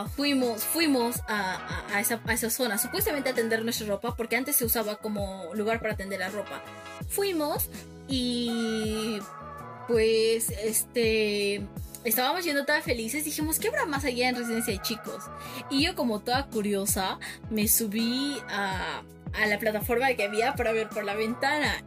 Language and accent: Spanish; Cusco, Peru; como buenos peruanos